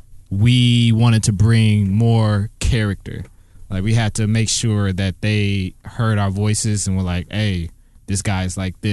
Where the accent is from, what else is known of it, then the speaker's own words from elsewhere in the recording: Detroit, Michigan, United States; I'm from Detroit.